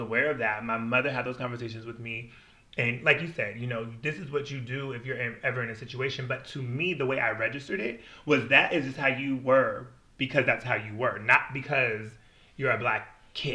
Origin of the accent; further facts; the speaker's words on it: Washington, United States; also born or lived in Milwaukee, Wisconsin; I grew up in Washington State, and Washington State is just very diverse